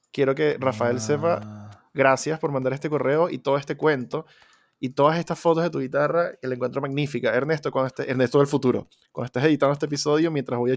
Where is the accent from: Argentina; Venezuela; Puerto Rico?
Venezuela; moved away; Yo cuando salí de Venezuela dejé como tres instrumentos allá y ya los di por perdidos